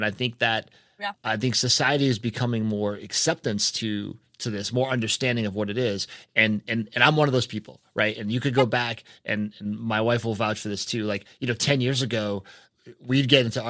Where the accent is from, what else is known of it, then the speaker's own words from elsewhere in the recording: New England, United States; now in North Carolina, United States; I'm from New England, right? So it's a more cynical space. You know, I grew up a Red Sox fan